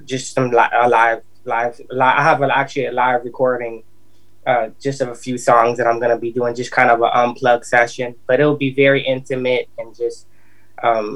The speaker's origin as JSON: {"language": "English", "town": "Minneapolis", "region": "Minnesota", "country": "United States", "tie": "born or raised there", "moved": "yes", "lives_now": "Nashville, United States", "said": "I'm from Minneapolis, Minnesota, though. Yep, it's my hometown, but I live here in Nashville"}